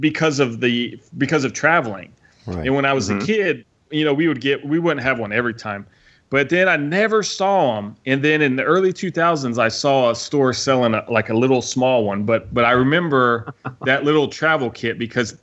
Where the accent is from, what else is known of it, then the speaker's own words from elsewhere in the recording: Indiana, United States; I grew up in Indiana, but all my family lived in Texas